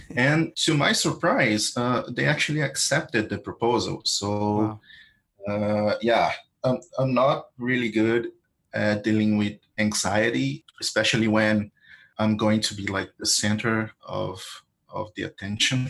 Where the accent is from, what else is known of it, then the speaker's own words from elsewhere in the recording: Brazil; I'm from Brazil